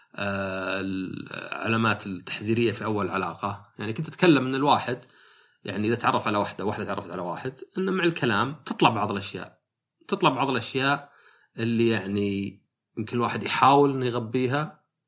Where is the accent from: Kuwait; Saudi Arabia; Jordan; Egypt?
Saudi Arabia; Najd; عندنا في السعوديه